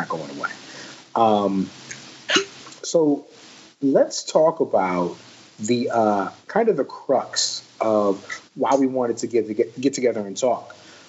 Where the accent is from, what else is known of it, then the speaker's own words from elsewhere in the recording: Southern Maryland, United States; now in Texas, United States; I'm originally from Southern Maryland